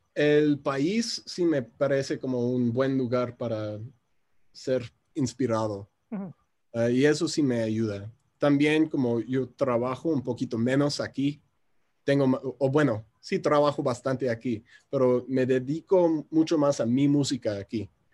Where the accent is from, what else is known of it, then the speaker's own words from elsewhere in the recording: Chicago, Illinois, United States; Spanish is a second language; moved away as an adult; now in Mexico City, Mexico; soy originario de Chicago, pero ya llevo como seis años viviendo en la Ciudad de México. Por eso el acento tan extraño